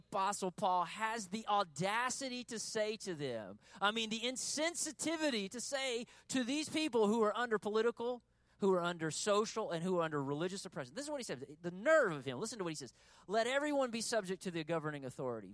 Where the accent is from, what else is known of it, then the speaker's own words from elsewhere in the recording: United States; we're American human beings